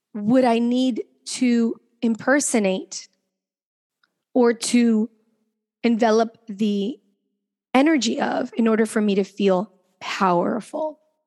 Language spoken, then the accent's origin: English; Venezuela; We know we're from Venezuela